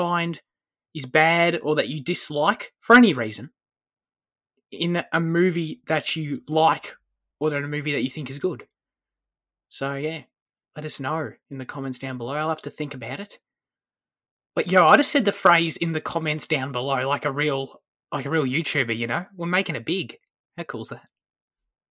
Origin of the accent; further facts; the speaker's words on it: Australia; As an Aussie